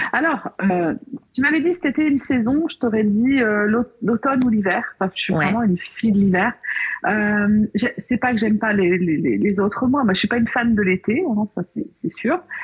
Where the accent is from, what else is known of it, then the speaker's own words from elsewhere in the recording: Beaujolais, Auvergne-Rhône-Alpes, France; Je suis née dans le Beaujolais